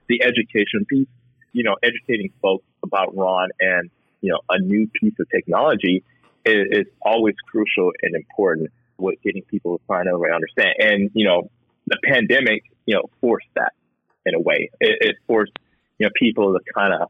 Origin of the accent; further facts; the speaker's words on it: Texas, United States; also born or lived in Houston; I'm a Texan too